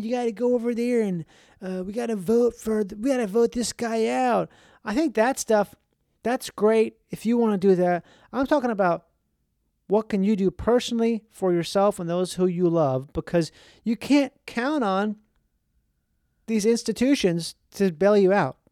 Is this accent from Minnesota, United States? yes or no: yes; Minnesota, United States; I grew up in Minnesota